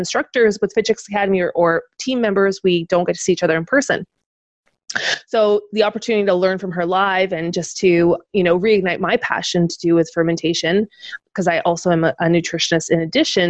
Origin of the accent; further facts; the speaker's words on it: Ottawa, Ontario, Canada; moved away; I headed back to my hometown of Ottawa